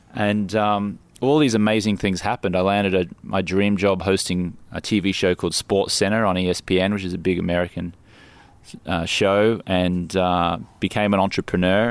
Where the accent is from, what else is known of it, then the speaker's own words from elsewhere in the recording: Brisbane, Queensland, Australia; moved away as an adult; also born or lived in London, United Kingdom; now in Los Angeles, United States; I grew up in Brisbane